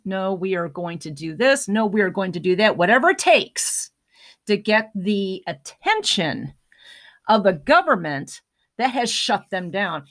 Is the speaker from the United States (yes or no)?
yes; United States; as an American